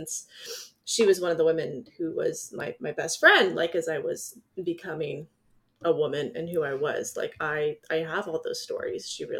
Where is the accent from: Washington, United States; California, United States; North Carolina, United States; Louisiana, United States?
California, United States; also born or lived in Iowa; I'm from Southern California.